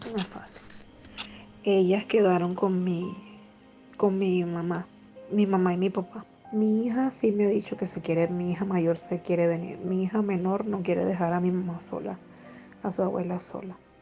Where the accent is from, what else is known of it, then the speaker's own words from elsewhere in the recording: Cumaná, Sucre, Venezuela; moved away as an adult; now in Peru; del estado de donde yo soy, porque soy de Cumaná, Estado Sucre.